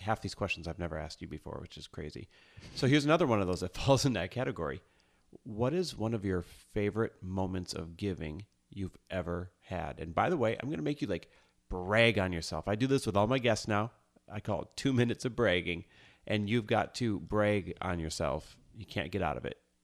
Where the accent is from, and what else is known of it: Midwest, United States; born or raised there; moved away as an adult; now in Los Angeles, United States